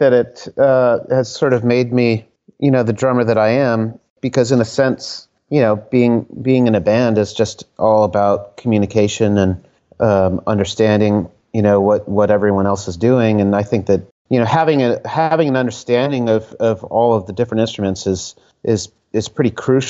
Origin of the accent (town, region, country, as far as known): Connecticut, United States; born or raised there; moved away as an adult; also born or lived in Providence, Rhode Island / Virginia / San Francisco; now in Philadelphia, United States